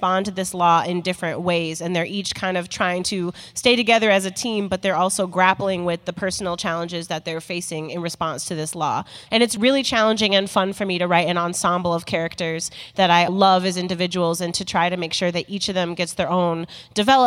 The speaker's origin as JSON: {"language": "English", "town": "Chicago", "region": "Illinois", "country": "United States", "said": "I'm from Chi City, Illinois. From Chi-Town"}